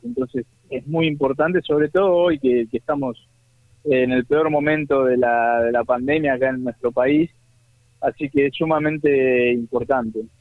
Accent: Buenos Aires, Argentina; also born or lived in Catamarca, Argentina; me nací en Catamarca, pero me crié en Buenos Aires

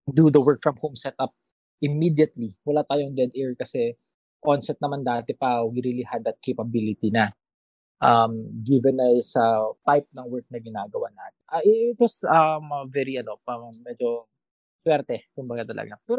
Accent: Ilocos Region, Philippines; also born or lived in Manila; taga Ilocos talaga ako. Pero siyempre, I was in Manila nung nag-start yung lahat ng kaguluhang ito.

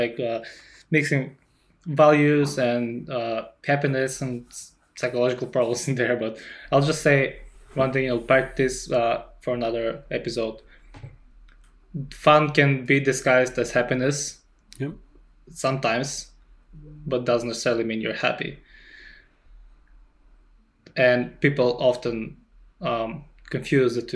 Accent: North Macedonia; we both don't really identify as Macedonians

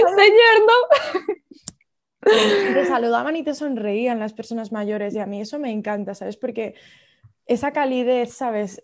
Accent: Madrid, Community of Madrid, Spain; moved away as an adult; also born or lived in United Kingdom; me crié en Madrid

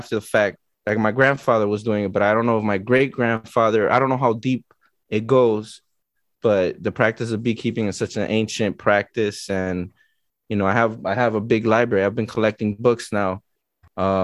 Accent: Miami, Florida, United States; I was born and raised in Miami

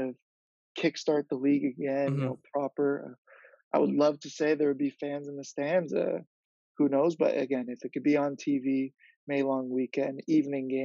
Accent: Toronto, Ontario, Canada; TFC, I guess, is my club, is my hometown

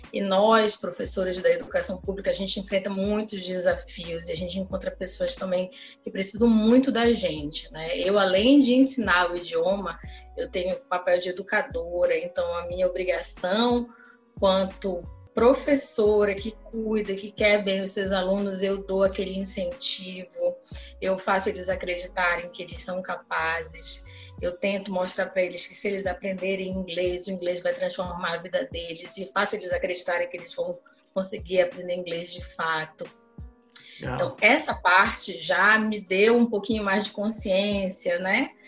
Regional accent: Belém, Pará, Brazil; moved away as an adult; now in Rio Branco, Brazil; eu sou originalmente de Belém do Pará, sim. Porém, eu estou falando de Rio Branco, capital do estado do Acre

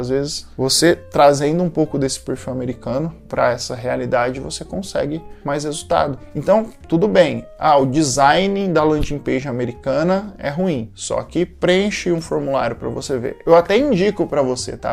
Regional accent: Brazil; sendo brasileiro

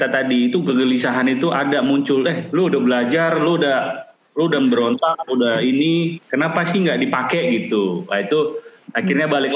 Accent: Sumatra, Indonesia; saya orang Sumatera tapi bukan dari kotanya

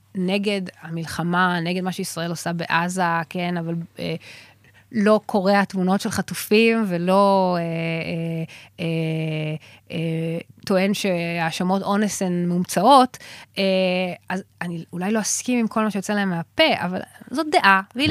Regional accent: Israel; אני מישראל

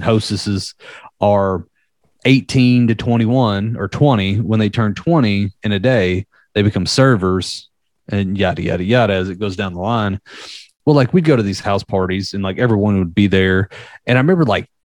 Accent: the South, United States; my hometown had a shit ton of them, being from a small country ass town. Like even like I remember hearing like ones that I would never heard anyone else say outside of the South of where I lived

